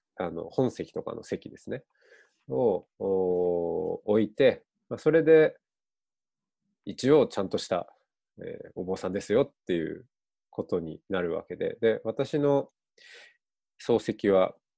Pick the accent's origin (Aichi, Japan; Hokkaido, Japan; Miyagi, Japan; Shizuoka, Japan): Hokkaido, Japan; Otaru; moved away; 僕は北海道に生まれ育って小樽市で